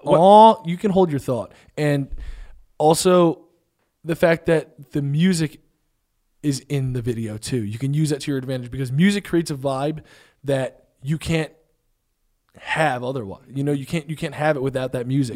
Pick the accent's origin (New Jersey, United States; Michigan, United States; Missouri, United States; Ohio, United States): New Jersey, United States; I'm from Jersey